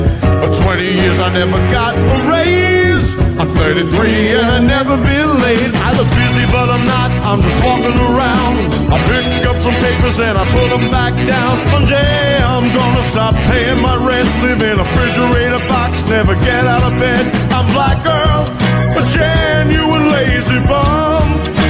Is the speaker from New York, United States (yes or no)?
yes; New York City, New York, United States; I was born and raised in New York City, in a housing project way up in the hood.